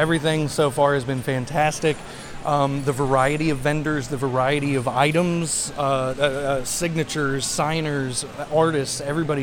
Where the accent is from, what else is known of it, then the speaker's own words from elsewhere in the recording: Central West Virginia, United States; moved away; I am originally from Central West Virginia